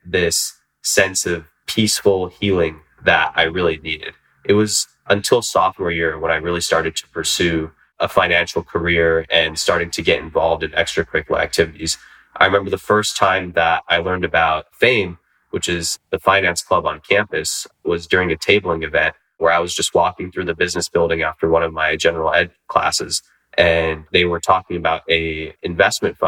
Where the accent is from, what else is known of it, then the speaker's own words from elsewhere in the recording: Union City, California, United States; also born or lived in Sacramento, California; growing up in the San Francisco Bay Area